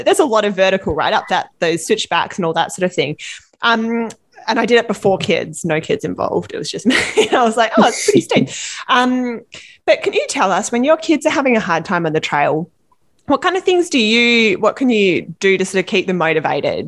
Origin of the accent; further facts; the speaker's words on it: Australia; now in British Columbia, Canada; I'm from Australia, as you can maybe tell from my accent.